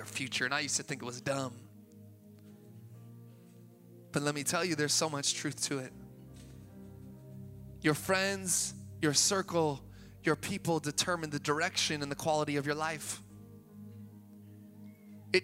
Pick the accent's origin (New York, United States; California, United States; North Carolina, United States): California, United States; Sacramento; moved away; also born or lived in Boston; I'm from Sacramento, man. We speak correctly